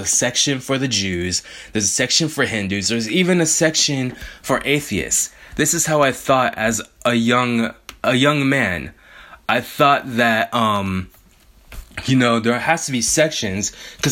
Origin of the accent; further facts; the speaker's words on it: Bay Area, California, United States; I grew up in the Bay Area pre most of the gentrification